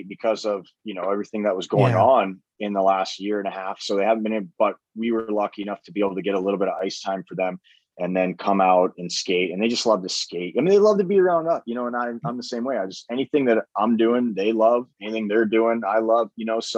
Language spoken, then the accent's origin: English; Boise, Idaho, United States; moved away as an adult; also born or lived in Colorado / Germany; I'm from Idaho.